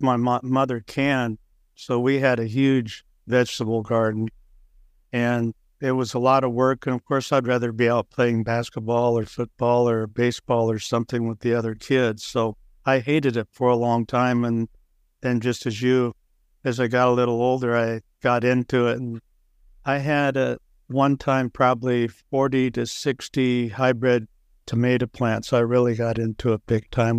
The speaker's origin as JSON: {"language": "English", "town": "Waukee", "region": "Iowa", "country": "United States", "tie": "born or raised there", "said": "Waukee, Iowa, which, at the time I grew up, was a small farm town west of Des Moines"}